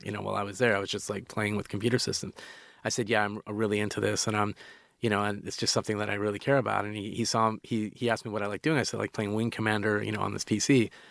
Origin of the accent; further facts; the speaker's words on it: Calgary, Alberta, Canada; moved away; we grew up in Calgary, which is uh, it's it's sort of like a, a, cowboy town